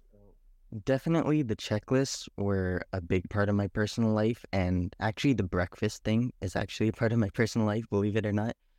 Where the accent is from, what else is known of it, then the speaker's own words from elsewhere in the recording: Canada; also born or lived in Trinidad / Guyana; I am, uh, from Trinidad, Guyana, but I was born in Canada.